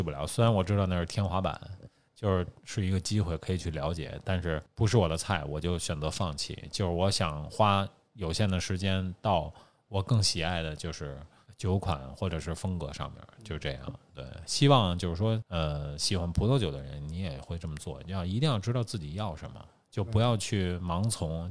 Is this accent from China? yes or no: yes; Beijing, China; 因为我是北京人，从小就父辈喝的什么燕京，本地品种